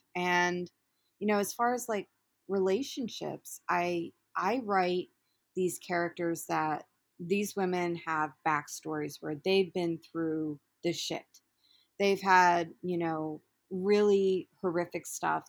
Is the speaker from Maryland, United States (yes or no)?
yes; Baltimore, Maryland, United States; moved away as an adult; I'm originally from Baltimore, and I ended up relocating up here due to relationship also